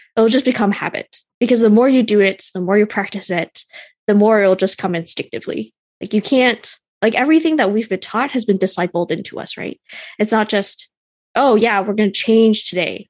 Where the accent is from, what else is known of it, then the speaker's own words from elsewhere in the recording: Canada; I'm Canadian